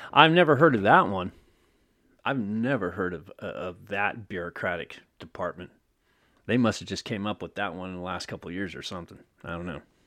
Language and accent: English; Oakland, California, United States; my hometown right here. Oakland